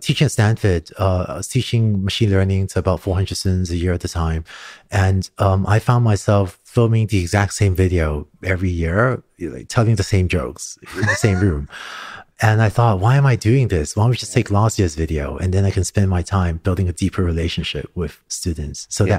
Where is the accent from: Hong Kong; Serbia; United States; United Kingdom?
Hong Kong; also born or lived in Singapore; Growing up in Hong Kong and Singapore, I started learning to code when I was 5 or 6 years old.